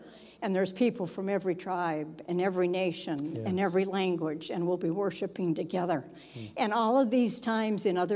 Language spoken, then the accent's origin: English; Southern California, United States; I grew up in Southern California